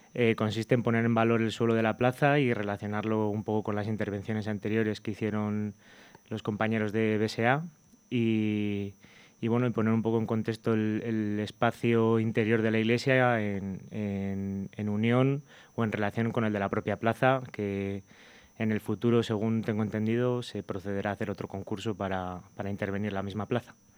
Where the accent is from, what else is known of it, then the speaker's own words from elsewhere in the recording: Burgos, Castile and León, Spain; soy de Burgos